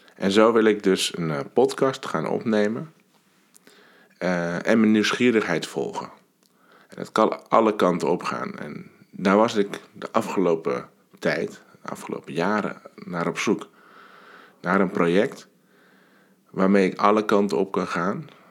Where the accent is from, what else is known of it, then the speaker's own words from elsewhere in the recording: Alkmaar, North Holland, Netherlands; 40 jaar geleden ben ik geboren. Ik kwam op deze wereld in het ziekenhuis van Alkmaar.